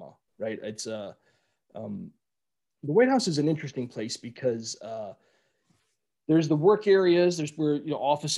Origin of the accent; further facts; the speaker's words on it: Cleveland, Ohio, United States; moved away; growing up in Cleveland